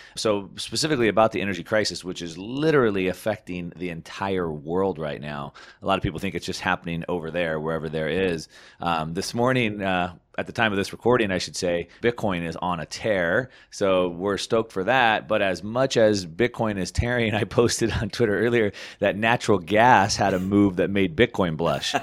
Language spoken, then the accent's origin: English; California, United States; I come from California